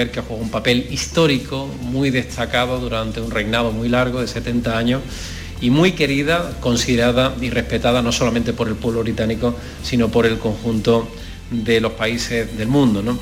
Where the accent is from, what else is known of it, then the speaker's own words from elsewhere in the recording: Spain; Bueno, yo que soy español